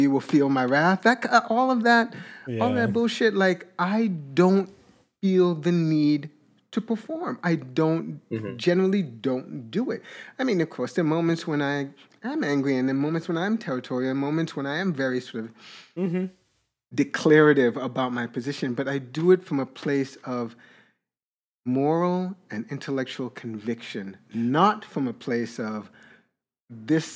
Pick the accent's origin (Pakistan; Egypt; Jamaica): Jamaica; moved away; also born or lived in Brooklyn, New York; I'm Jamaican. I was born there, but I grew up Jamaican in that way.